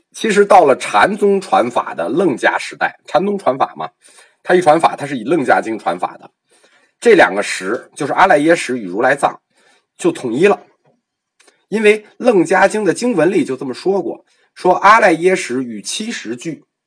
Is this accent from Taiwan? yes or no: no; China; 我们中国人